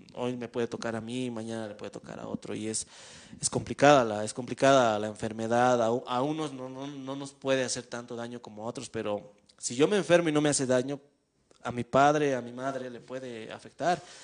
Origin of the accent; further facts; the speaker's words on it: Bolivia; como bolivianos